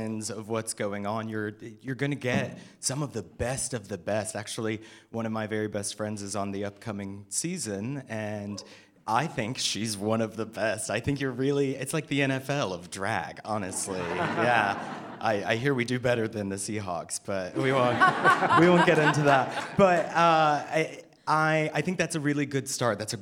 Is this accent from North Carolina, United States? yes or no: yes; North Carolina, United States; now in Seattle, United States; I am not originally from Seattle. I'm from a farm town in North Carolina. And I moved here